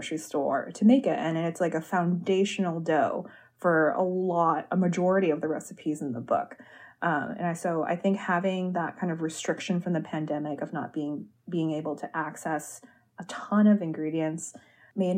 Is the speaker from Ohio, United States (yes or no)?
yes; Cleveland, Ohio, United States; moved away; I grew up in Cleveland, Ohio